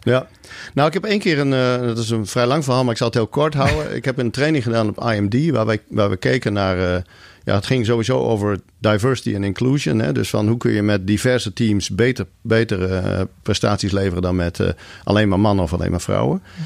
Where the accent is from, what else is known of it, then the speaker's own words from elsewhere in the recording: Leeuwarden, Friesland, Netherlands; moved away as an adult; also born or lived in Groningen / Zurich, Switzerland; ik ben geboren in Groningen, ik ben opgegroeid in Leeuwarden